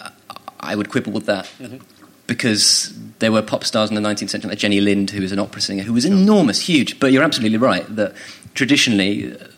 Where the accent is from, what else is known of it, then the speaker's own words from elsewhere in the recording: Royal Tunbridge Wells, South East England, United Kingdom; I'm from Royal Tunbridge Wells